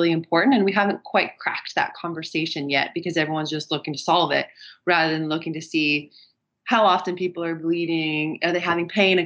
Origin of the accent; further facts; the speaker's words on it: California, United States; moved away as an adult; now in Germany; I'm originally from California, but I've been living abroad in Germany for the last 12 years.